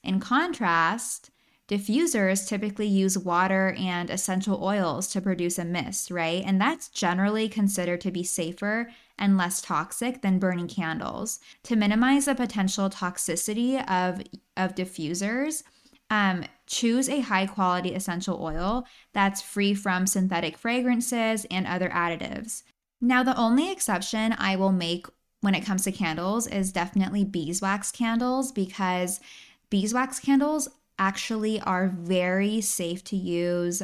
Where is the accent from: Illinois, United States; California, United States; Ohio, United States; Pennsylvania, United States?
California, United States; San Luis Obispo; My hometown, San Luis Obispo, amazing place for a weekend getaway. You have beaches, you have mountains, you have downtown Slough. I actually grew up there